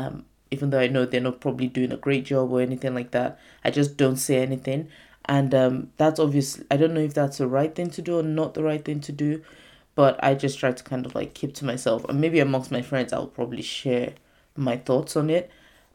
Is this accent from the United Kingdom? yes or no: yes; United Kingdom; I'm not saying like being British, like there's no respect for older people. There's more of a thing about it in my Nigerian culture